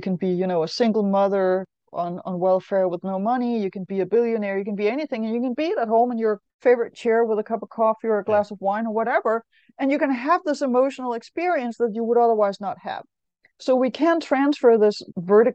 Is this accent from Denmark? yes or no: yes; Denmark; I know I'm from Denmark. I know that in the 70s, when I went to school